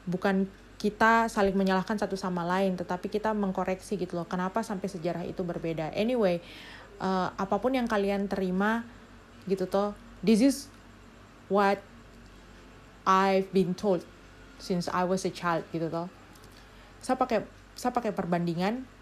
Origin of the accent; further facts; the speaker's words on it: Papua, Indonesia; saya bukan orang yang bukan orang Papua bukan indigenous people tapi saya di sini uh, lahir dan besar di Papua